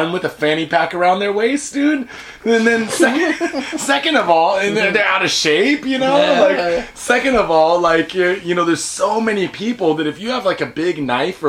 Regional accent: United States; now in Japan; I'm American

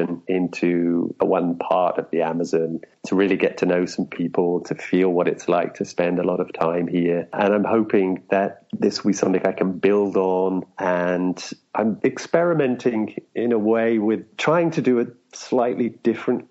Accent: London, United Kingdom; moved away as an adult; also born or lived in Edgware, London / Manchester / Japan / China; now in Brazil; I was born on one northern branch of that, and I grew up from the age of three on another branch, High Barnet, and I spent the first 18 years of my life there.

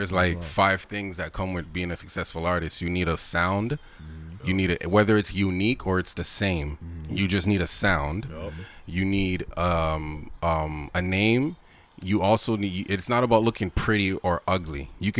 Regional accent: Mandeville, Manchester, Jamaica; I'm from Swavey's Hope, Mandeville, in Jamaica. That's where my people's from.

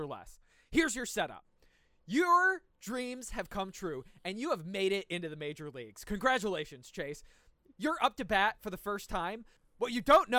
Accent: United States; We're American

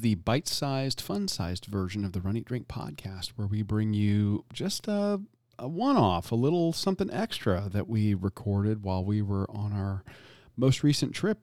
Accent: Florida, United States; I'm born and raised in Florida

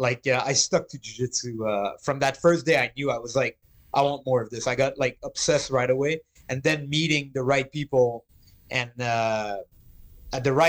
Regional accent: Canada; as a Canadian, you play hockey

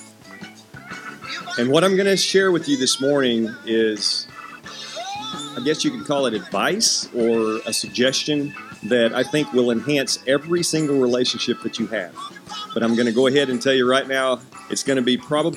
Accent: Hendersonville, United States; I'm from Hendersonville

